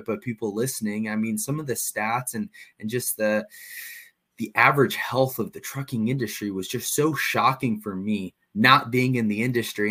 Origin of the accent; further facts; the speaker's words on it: across the Mississippi from St. Louis, Illinois, United States; I guess technically I was born and raised right on the other side of the Mississippi and in Illinois, but it was a 15-minute drive to St. Louis. So I consider myself a St. Louisan